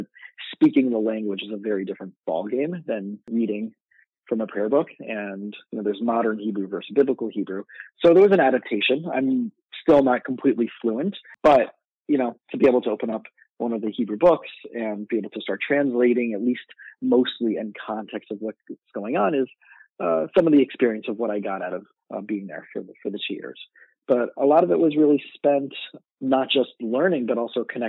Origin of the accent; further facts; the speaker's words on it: South Florida, United States; moved away as an adult; also born or lived in Israel / New York; I grew up in South Florida